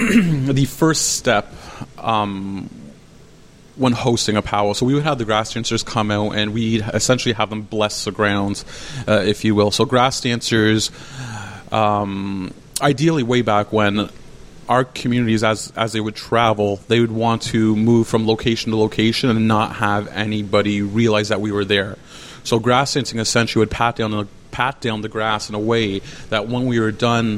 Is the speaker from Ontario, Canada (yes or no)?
yes; St. Catharines, Ontario, Canada; also born or lived in Grimsby / Curve Lake First Nation; I'm a Anishinaabe from Curve Lake First Nations, but born and raised in St. Catharines. Sorry, born in Grimsby, raised in St. Catharines. Urban Indigenous, living in the Niagara region since I was 2 years of age.